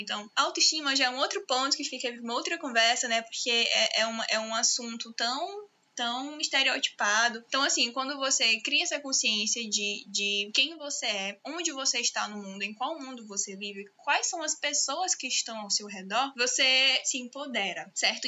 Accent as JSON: {"language": "Portuguese", "town": "Teresina", "region": "Piauí", "country": "Brazil", "said": "Eu sou de Teresina, estado do Piauí"}